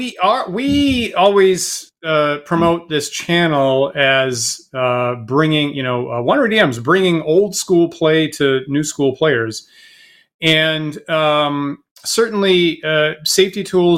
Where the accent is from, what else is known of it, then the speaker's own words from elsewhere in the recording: Maine, United States; I'm in Maine